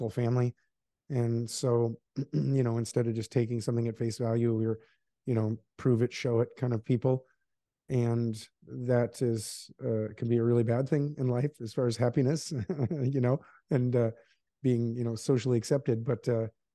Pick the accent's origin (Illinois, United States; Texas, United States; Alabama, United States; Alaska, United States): Alaska, United States; moved away as an adult; also born or lived in Seattle; I grew up in Alaska